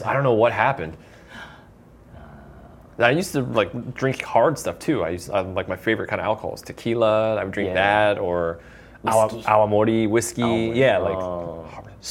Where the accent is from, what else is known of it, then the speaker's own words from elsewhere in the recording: Florida, United States; growing up in Florida, it's in the deep south.